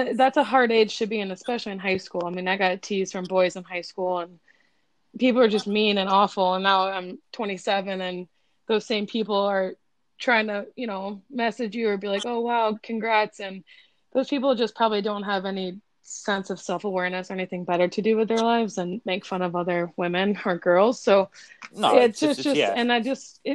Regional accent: Minnesota, United States; also born or lived in Eden Prairie, Minnesota; I'm from Minnesota, so if you don't play hockey, you're kind of an outcast. So kind of growing up, I had a younger brother

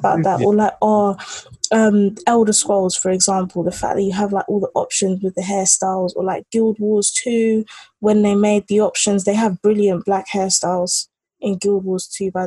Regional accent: England, United Kingdom; also born or lived in Nigeria; I'm a Nigerian British, not girl anymore, but like, you know, Nigerian British live in England

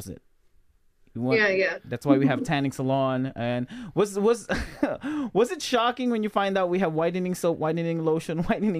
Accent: Philippines; also born or lived in Pampanga / Pasay, Manila / Bulacan / Lansing, Michigan; now in Michigan, United States; I was born and raised in Pampanga. Well, yeah, I was born in Pampanga, but I grew up in Manila, like in Pasay, and then we went back to Bulacan / Pampanga, and that's the rest of my life till we moved here.

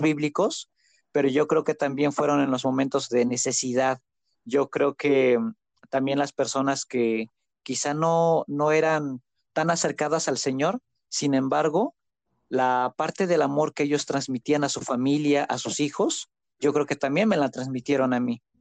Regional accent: Zacatlán, Puebla, Mexico; Soy originario de Zacatlán de las Manzanas, Puebla.

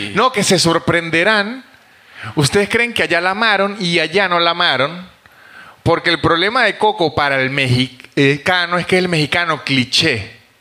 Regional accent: San Cristóbal, Táchira, Venezuela; now in Buenos Aires, Argentina; yo soy de San Cristóbal, de la frontera

